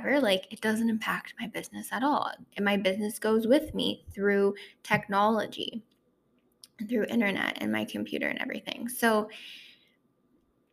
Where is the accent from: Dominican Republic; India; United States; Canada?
Canada; Ontario; also born or lived in Toronto, Ontario; back in my hometown where I'm from in Ontario